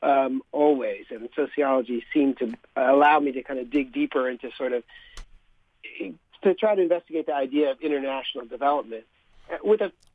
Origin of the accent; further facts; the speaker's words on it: Bay Area, California, United States; also born or lived in San Francisco / Richmond, California / Indonesia; now in Santa Cruz, United States; I grew up in the Bay Area. I was born in San Francisco and a product of California public schools. Went to high school in Richmond